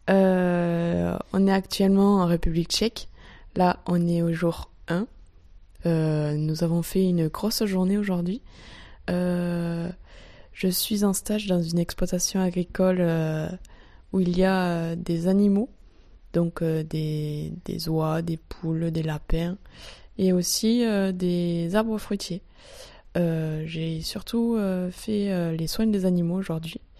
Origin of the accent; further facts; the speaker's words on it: France; beaucoup de bâtiments atypiques qu'on n'a pas l'habitude de voir chez nous en France.